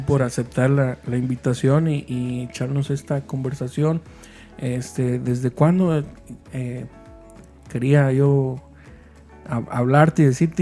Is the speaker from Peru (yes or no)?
no; Mexico; los que somos de México